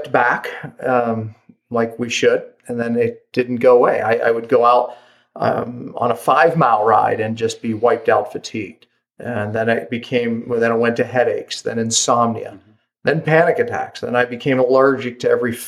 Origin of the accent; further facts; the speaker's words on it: Pittsburgh, Pennsylvania, United States; moved away as an adult; now in Park City, United States; I live in Park City, Utah, but I was actually born and raised in Pittsburgh, Pennsylvania